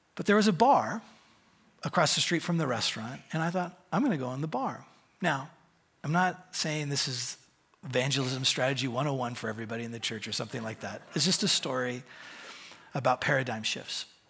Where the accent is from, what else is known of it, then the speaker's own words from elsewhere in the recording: Bend, Oregon, United States; I'm from Bend, Oregon